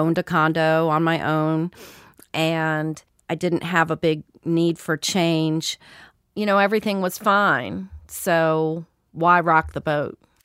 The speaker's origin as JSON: {"language": "English", "area": "just outside Washington, D.C.", "region": "Maryland", "country": "United States", "said": "I'm from Maryland, just outside Washington, D.C."}